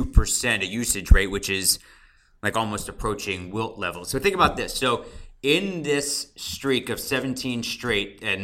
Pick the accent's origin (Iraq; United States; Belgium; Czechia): United States; Philadelphia, Pennsylvania; growing up in Philadelphia.